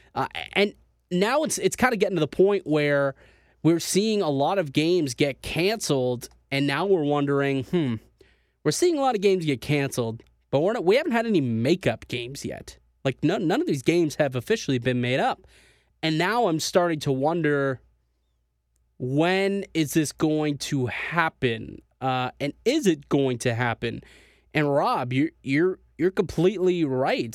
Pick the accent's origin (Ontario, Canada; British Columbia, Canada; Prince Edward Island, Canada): Ontario, Canada; Niagara Falls; moved away as an adult; now in Toronto, Canada; I'm from Niagara Falls. Uh, that's where I'm, uh, you know, born and raised